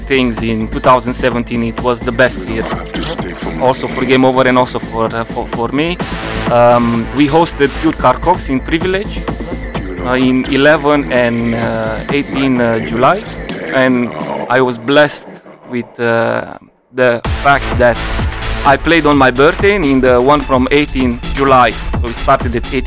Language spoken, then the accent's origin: English; Luduș, Mureș County, Romania; I'm coming from Romania. I started DJing in 2009 in a collaboration with a local radio in my hometown Ludus in Mureș